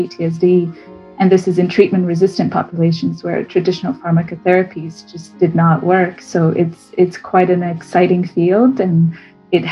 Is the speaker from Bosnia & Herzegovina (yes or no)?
yes; Bosnia & Herzegovina; moved away as an adult; also born or lived in Abu Dhabi / London; now in Oxford, United Kingdom; So I'm originally from Bosnia and Herzegovina. I grew up there until I was about 18.